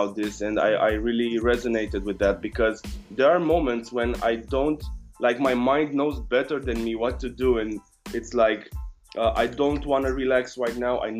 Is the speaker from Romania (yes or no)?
yes; Romania; I come from Romania.